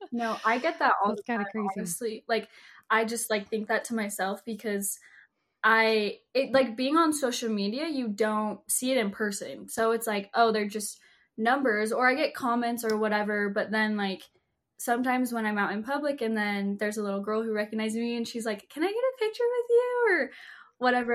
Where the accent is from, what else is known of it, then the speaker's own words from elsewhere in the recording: Salt Lake City, Utah, United States; I was born and raised in Salt Lake City, Utah